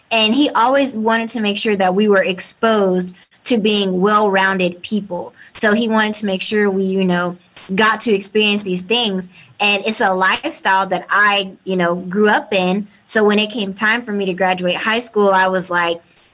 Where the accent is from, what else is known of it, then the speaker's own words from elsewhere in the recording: Greenville, Texas, United States; now in Indianapolis, United States; I'm from Greenville, Texas. It's a little town like 40 minutes away from Dallas, super small